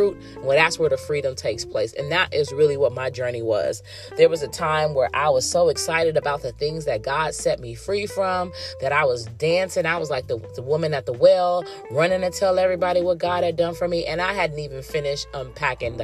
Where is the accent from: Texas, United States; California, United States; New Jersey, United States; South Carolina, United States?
California, United States; I was born and raised in California and still currently residing in California